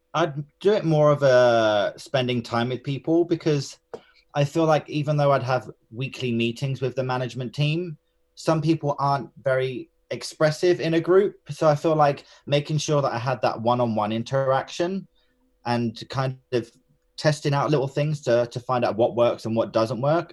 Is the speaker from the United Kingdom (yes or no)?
yes; Enfield, London, United Kingdom; I was born and raised in Enfield, which is in North London.